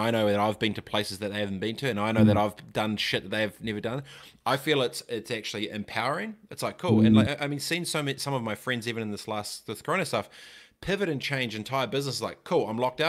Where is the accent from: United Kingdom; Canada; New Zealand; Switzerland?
New Zealand; Christchurch, Canterbury; I was kind of man of the house growing up in Aotearoa, Christchurch at 11